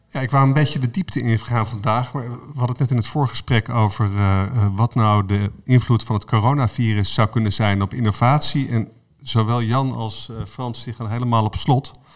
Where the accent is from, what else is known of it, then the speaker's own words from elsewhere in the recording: Netherlands; als Nederlanders zijn we een, een land